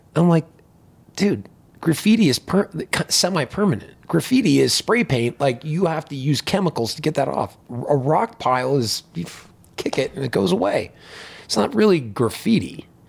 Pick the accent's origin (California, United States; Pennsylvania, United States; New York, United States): Pennsylvania, United States; Pittsburgh; moved away as an adult; also born or lived in Bloomington, Indiana; I grew up in Pittsburgh, Pennsylvania.